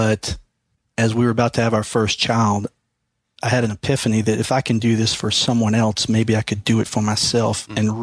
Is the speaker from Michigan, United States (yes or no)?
no; Mississippi, United States; now in Virginia, United States; I'm originally from Mississippi